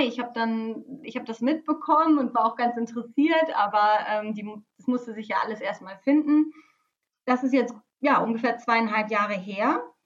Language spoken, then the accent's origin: German; Lower Saxony, Germany; now in Bremen, Germany; ich komme ähm, aus Niedersachsen, aus der Nähe von Bremen